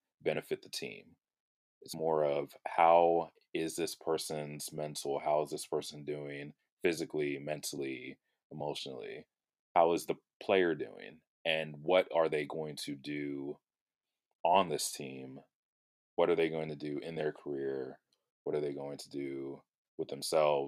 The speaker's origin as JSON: {"language": "English", "town": "Houston", "region": "Texas", "country": "United States", "said": "I am from Houston, Texas, 28 years old"}